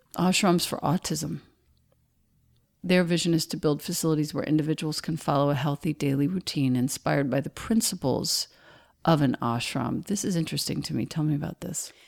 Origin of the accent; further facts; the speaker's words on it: Rockville Centre, New York, United States; I grew up in Rockville Center